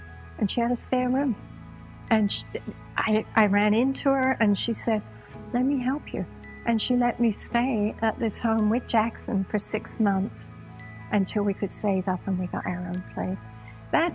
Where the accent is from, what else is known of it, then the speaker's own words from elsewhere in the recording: London, United Kingdom; moved away as an adult; also born or lived in San Diego, United States; now in United States; I was born and raised in London, England. And when I was about 22, I emigrated to America